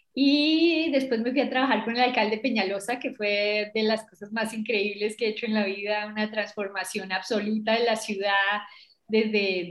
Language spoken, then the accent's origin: Spanish; Bogotá, Colombia; yo soy bogotana, yo creo que se me nota